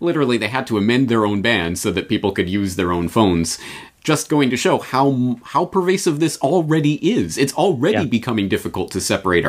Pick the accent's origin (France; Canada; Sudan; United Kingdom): Canada; now in Japan; Well, I come at this as a Canadian in Japan who has never lived or grown up in an environment that at least gave lip service to the idea of freedom from government and privacy and all of that.